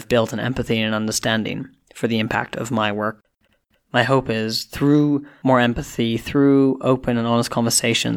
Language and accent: English; Canada; also born or lived in United Kingdom / India (ancestry); now in Kenya; I'm someone of Indian origin. I grew up in Canada and then subsequently in the UK